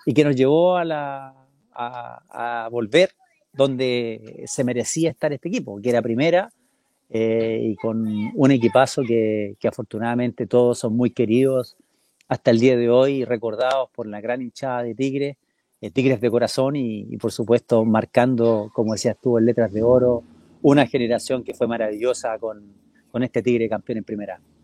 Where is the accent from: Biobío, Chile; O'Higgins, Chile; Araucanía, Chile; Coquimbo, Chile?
O'Higgins, Chile; Rancagua; moved away as an adult; also born or lived in São Paulo, Brazil / Monterrey, Mexico / China; Yo, yo nací en O'Higgins de Rancagua